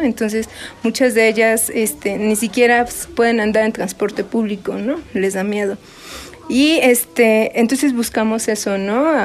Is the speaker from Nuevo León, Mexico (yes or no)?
no; Sierra Mixteca, Puebla, Mexico; now in Milpa Alta, Mexico; nosotras no somos originarias de Milpalta, nosotras ya tenemos aquí 20 años radicando. Nosotras somos de la Sierra Mixteca de Puebla.